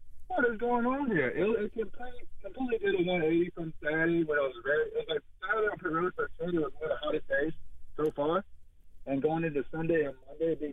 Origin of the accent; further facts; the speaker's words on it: North Carolina, United States; also born or lived in Newport News, Virginia; I moved from my dad's job, which I grew up in, so I was in North Carolina